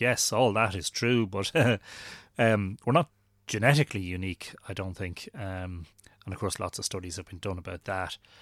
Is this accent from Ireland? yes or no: yes; Drogheda, Leinster, Ireland; born in Drogheda and li-, I've lived here all my life